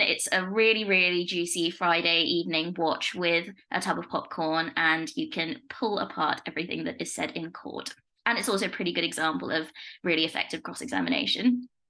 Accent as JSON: {"language": "English", "town": "Leicester", "region": "East Midlands", "country": "United Kingdom", "said": "I'm from Leicester"}